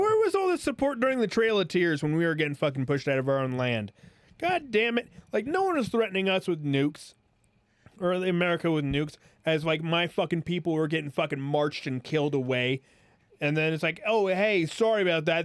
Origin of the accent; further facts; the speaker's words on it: United States; as an American